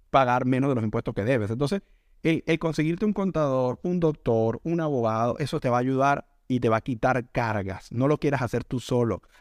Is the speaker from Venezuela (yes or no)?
yes; Venezuela; moved away; Nosotros somos venezolanos y lo que hemos escuchado. Es que la medicina en mi país era muchísimo mejor que la de acá.